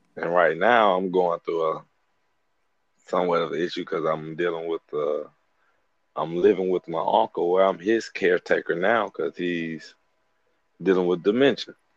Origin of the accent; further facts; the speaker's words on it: Birmingham, Alabama, United States; I'm from Birmingham, Alabama, from the west side